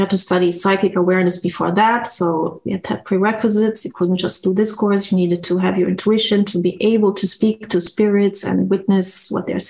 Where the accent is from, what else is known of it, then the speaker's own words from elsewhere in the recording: Germany; moved away; also born or lived in Brazil / Bangkok; I was born there, but I grew up in Germany.